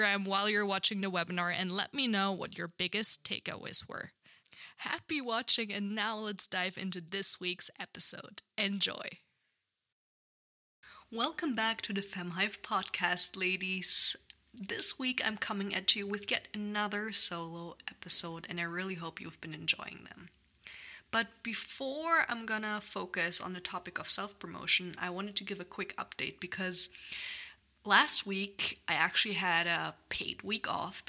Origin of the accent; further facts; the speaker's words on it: Germany; now in United States; In my home country of Germany